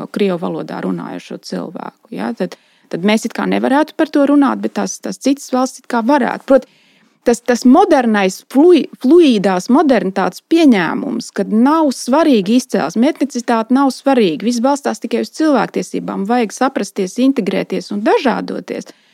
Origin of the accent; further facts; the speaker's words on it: Latvia; first language Latvian; Jo es esmu latviete. Tas ir mans mantojums, tā ir mana mātes valoda, tā šī ir mana senču zeme